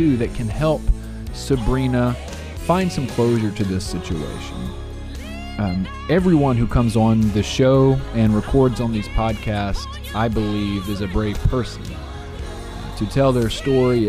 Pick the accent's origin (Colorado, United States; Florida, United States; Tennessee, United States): Tennessee, United States; Jackson; born and raised in Jackson, like myself